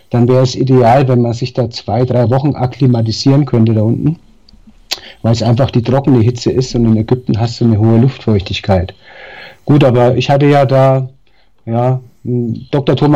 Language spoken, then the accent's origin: German; Darmstadt, Hesse, Germany; born there; accent: Franconian; now in Nuremberg, Germany; ich lebe seit 20 Jahren in Nürnberg, bin zwar gebürtiger Darmstädter, aber ja, Nürnberg